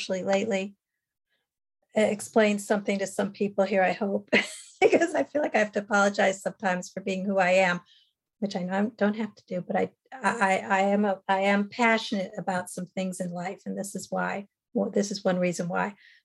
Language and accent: English; New Jersey, United States; I was born in New Jersey in 1958.